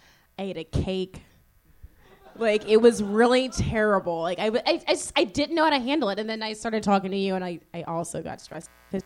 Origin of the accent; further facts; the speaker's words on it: Virginia, United States; I am from Virginia